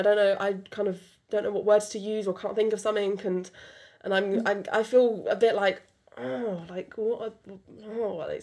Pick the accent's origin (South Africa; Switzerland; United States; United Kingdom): United Kingdom; accent: British; first language French; English is a second language; my first language is French. English is my second language. You wouldn't know it because I was raised in UK from birth